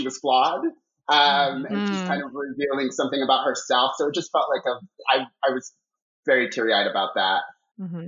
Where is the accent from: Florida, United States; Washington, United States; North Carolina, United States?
Florida, United States; Miami; I grew up in Miami